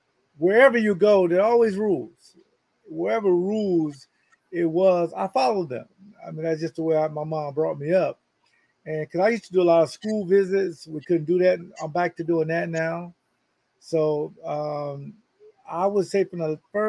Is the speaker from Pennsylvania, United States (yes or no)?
no; Jacksonville, Florida, United States; my hometown in Jacksonville, Florida